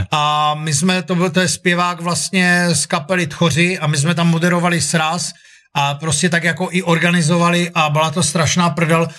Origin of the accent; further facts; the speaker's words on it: Ostrava, Moravian-Silesian Region, Czechia; accent: Ostrava; moved away; já pocházím z Ostravy